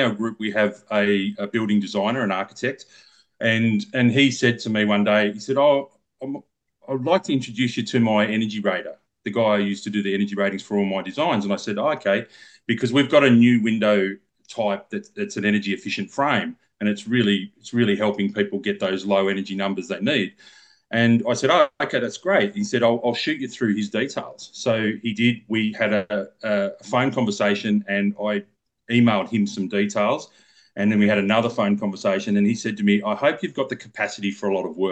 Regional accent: Lakes Entrance, Victoria, Australia; I'm actually from Lakes Entrance, which is a 30-minute drive from Bairnsdale.

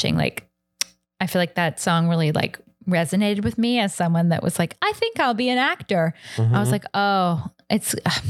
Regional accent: Kentucky, United States; moved away; And I was from Kentucky.

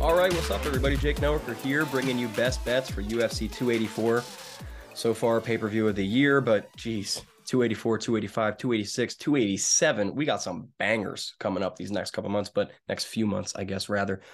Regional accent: United States; being an American wrestler

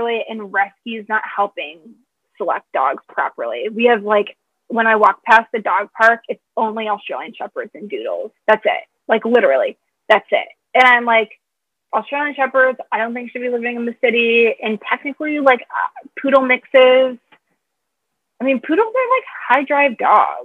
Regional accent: Michigan, United States; now in Chicago, United States; I'm from Michigan.

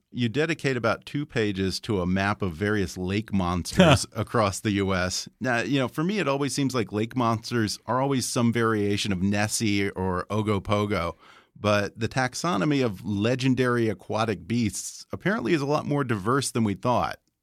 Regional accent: United States; as an American

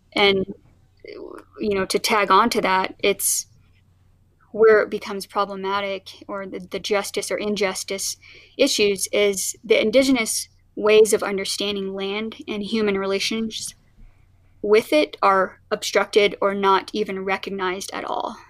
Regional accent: Oklahoma, United States; now in Colorado, United States; I was actually born in, in Oklahoma

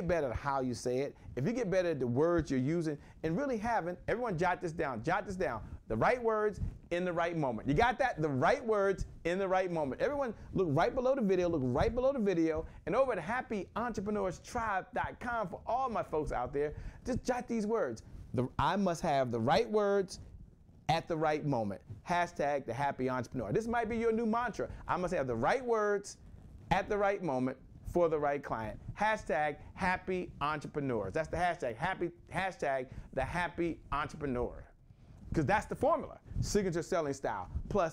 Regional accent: Washington, District of Columbia, United States; I'm from Washington, D.C.

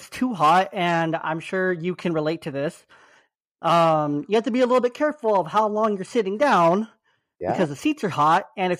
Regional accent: California, United States; Like I grew up in the Bay Area for high school.

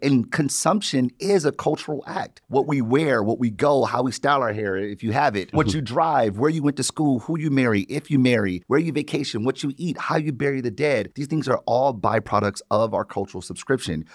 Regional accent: Detroit, Michigan, United States; I've born and raised in Detroit

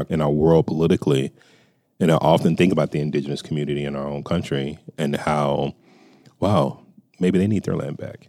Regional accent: Texas, United States; now in California, United States; while I live in California now, I was born in Texas

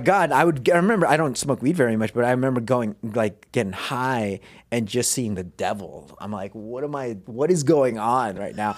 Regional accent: Philippines; moved away; I was born in the Philippines

